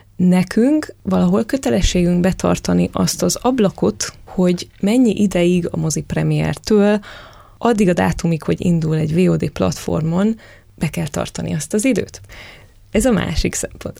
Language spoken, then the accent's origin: Hungarian; Târgu Mureș, Mureș County, Romania; a szülővárosomat kell felhoznom, Marosvásárhelyt